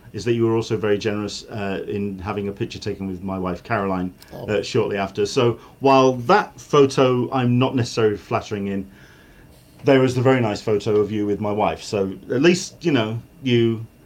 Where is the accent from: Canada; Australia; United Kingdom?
United Kingdom; as a Brit